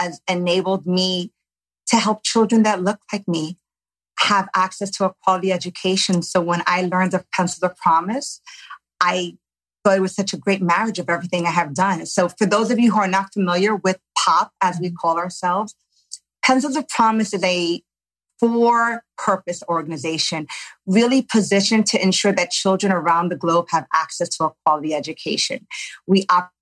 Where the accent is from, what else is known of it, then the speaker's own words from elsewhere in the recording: New York, United States; I grew up in New York native, grew up in poverty